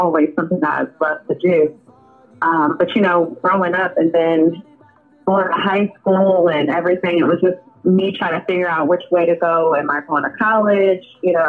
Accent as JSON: {"language": "English", "town": "Columbus", "region": "Ohio", "country": "United States", "tie": "born or raised there", "also_born_or_lived": "New Jersey", "said": "my mom moved from here when I was a young child, so I just grew up here."}